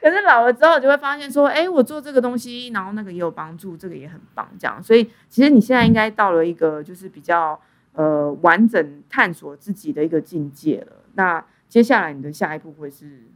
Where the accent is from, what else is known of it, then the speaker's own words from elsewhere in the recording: southern Taiwan, Taiwan; moved away as an adult; also born or lived in Shanghai, China; 如果是乡下，像我是南部人，我就去台北工作啊